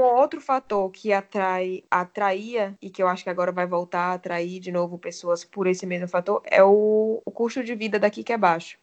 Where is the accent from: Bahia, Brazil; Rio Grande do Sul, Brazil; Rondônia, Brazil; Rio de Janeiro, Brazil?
Bahia, Brazil; Salvador; also born or lived in São Paulo / Miami / Boston; now in Lisbon, Portugal; Eu sou baiana de Salvador, já morei em São Paulo, já morei em Miami, já morei em Boston. E agora eu tô morando em Lisboa faz dois anos e meio